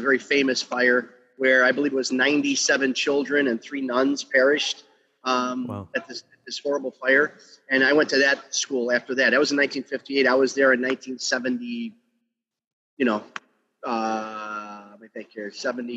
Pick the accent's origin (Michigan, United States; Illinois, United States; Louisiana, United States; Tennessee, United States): Illinois, United States; Chicago; I was born on Taylor Street in Chicago's Little Italy.